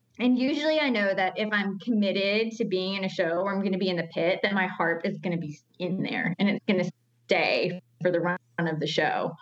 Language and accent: English; Newton, North Carolina, United States; I grew up in Newton, North Carolina, which is in the foothills